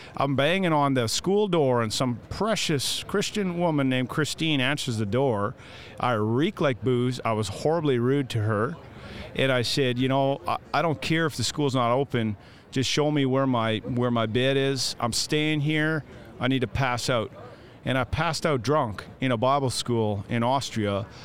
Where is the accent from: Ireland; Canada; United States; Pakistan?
Canada; I'm the Canadian